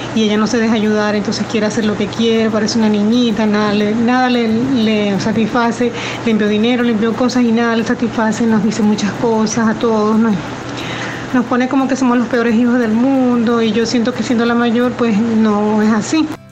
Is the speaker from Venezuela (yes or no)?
yes; Venezuela; moved away; Yo soy venezolana y vengo acá a tiempo y mis padres ya están muy mayores y están en Venezuela